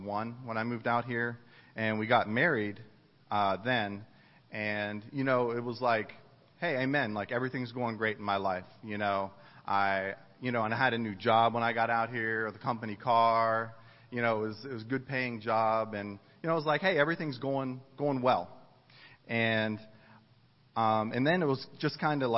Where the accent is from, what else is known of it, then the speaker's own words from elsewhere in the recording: East Coast, United States; moved away as an adult; also born or lived in Ohio / Dayton, Ohio; I grew up on the East Coast, and I went to school in Ohio